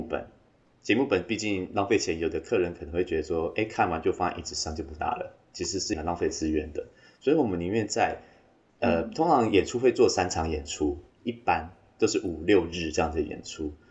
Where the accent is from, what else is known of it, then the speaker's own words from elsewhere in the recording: Taimali, Taitung County, Taiwan; 我是来自台东太麻里新乡蓝沙沙拉克部落的阿美族